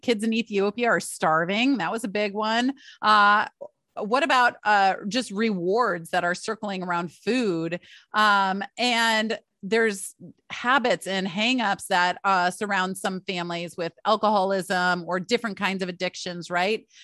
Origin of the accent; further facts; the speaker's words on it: Michigan, United States; I grew up in Michigan